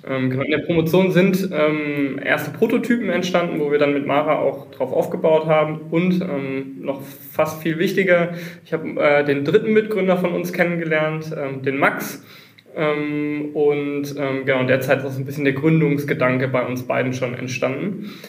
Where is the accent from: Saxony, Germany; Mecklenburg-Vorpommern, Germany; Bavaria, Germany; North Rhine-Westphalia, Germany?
North Rhine-Westphalia, Germany; Düsseldorf; moved away as an adult; now in Mannheim, Germany; ich bin ursprünglich Düsseldorfer, aber seit, äh, wie man es hier im Hintergrund sieht, 13 äh, Jahren Wahl Mannheimer